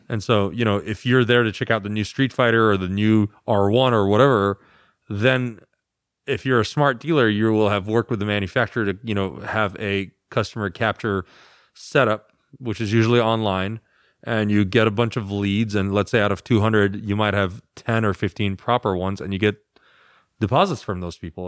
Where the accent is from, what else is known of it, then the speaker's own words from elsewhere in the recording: United States; I'm the American